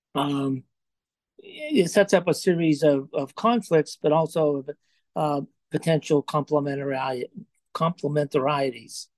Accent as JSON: {"language": "English", "town": "Johnstown", "region": "Pennsylvania", "country": "United States", "tie": "born or raised there", "also_born_or_lived": "Chicago", "moved": "yes", "said": "I grew up in Johnstown, Pennsylvania, in a steelworker family"}